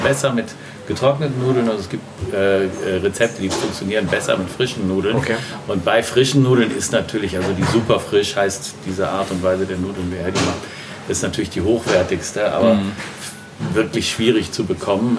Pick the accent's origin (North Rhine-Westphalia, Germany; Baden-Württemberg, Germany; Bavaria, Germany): North Rhine-Westphalia, Germany; Düsseldorf; ich bin auch Düsseldorfer, ich bin zumindest hier geboren